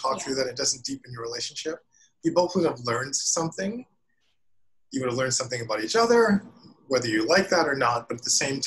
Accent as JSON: {"language": "English", "town": "Vancouver", "region": "British Columbia", "country": "Canada", "tie": "born or raised there", "moved": "as an adult", "lives_now": "New York, United States", "said": "growing up in Canada"}